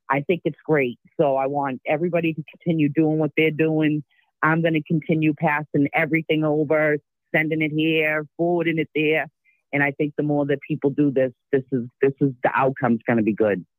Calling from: Dorchester, Massachusetts, United States

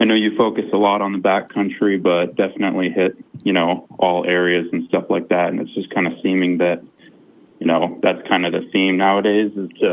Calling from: Michigan, United States; I'm calling from Michigan

